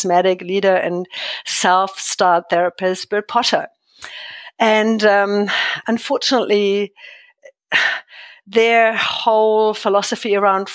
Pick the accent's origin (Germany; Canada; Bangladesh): Germany; moved away as an adult; also born or lived in Tokelau; now in Christchurch, New Zealand; I'm originally from Germany